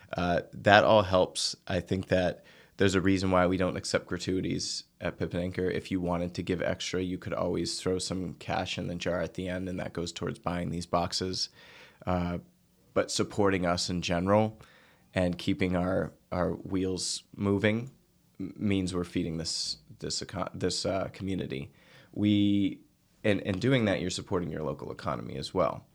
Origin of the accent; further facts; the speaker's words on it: outside Boston, Massachusetts, United States; also born or lived in Nantucket; I grew up outside Boston